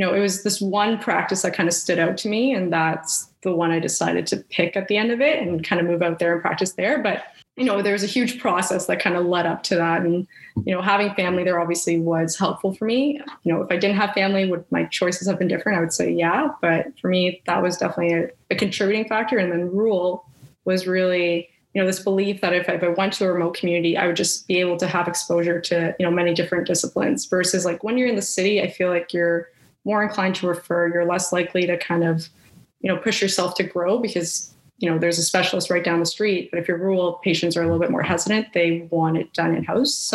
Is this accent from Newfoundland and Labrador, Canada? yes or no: no; Ottawa, Ontario, Canada; moved away as an adult; also born or lived in Winnipeg, Manitoba; now in London, Canada; I was born and raised in Ottawa